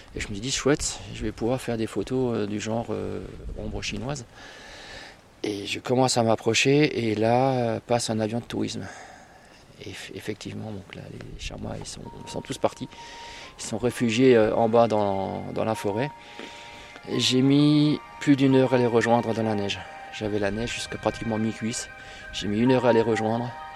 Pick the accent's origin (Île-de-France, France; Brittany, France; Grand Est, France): Grand Est, France; Northern Vosges; moved away as an adult; now in Munster valley, France; je suis originaire des Vosges du Nord, donc de Nina des bains